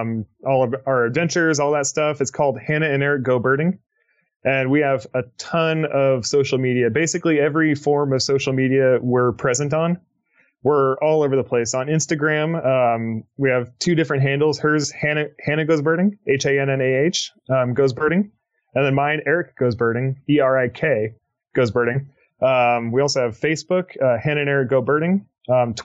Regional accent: near Portland, Oregon, United States; also born or lived in Texas / Florida; I'm originally from Oregon. I born and raised near Portland, Oregon

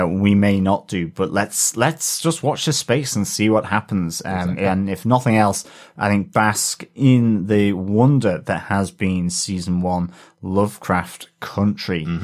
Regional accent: Oklahoma, United States; I'm originally from Oklahoma, and every time I hear about it, I'm freshly disgusted by the racist jerks, past and present.

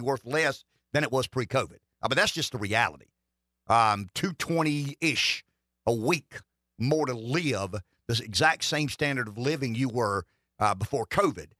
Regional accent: South Carolina, United States; I'm from South Carolina.

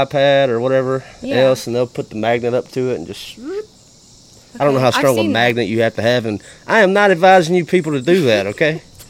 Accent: Kennedy, Alabama, United States; I'm from Kennedy, Alabama.

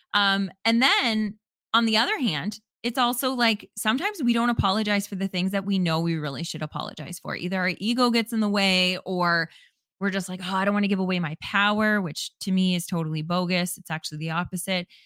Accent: Canada; as a Canadian

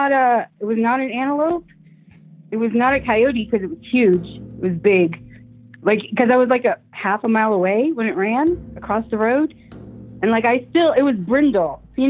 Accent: Colorado, United States; I'm from Colorado.

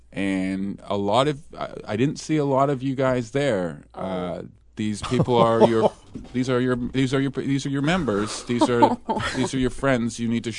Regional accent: Vancouver, British Columbia, Canada; now in Venice, California, United States; I'm from Vancouver. My dad's from Vancouver Island.

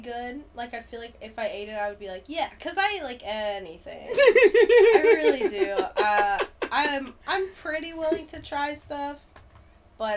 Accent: Columbus, Ohio, United States; I grew up in Columbus, Ohio

